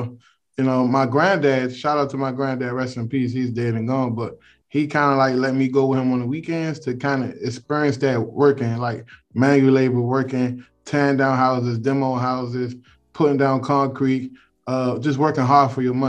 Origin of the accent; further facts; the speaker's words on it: Washington, District of Columbia, United States; also born or lived in Prince George's County, Maryland; I'm from Washington, D.C., man. I grew up in Southeast D.C. as well as PG County, Maryland. I've been around the Beltway, 495 Beltway all my life. I never moved outside of the D.C. area. And man, you know, I love D.C., man.